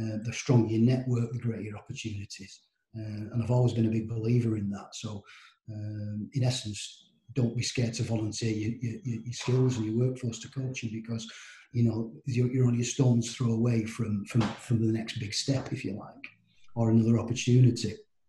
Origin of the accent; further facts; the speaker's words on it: Cumbria, North West England, United Kingdom; So I was born and bred in Cumbria.